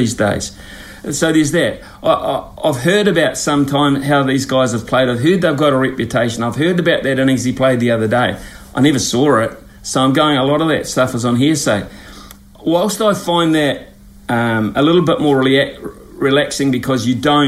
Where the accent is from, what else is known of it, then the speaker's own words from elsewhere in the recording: Hawke's Bay, New Zealand; I'm from a region of Hawke's Bay, called Hawke's Bay in New Zealand, where I'm sitting here now, big wine-growing area.